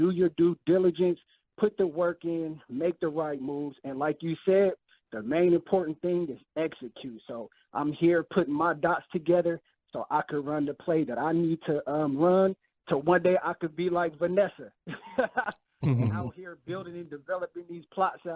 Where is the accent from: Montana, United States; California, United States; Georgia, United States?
California, United States; moved away as an adult; now in Houston, United States; I'm originally from California, so me being, I moved out here about a year ago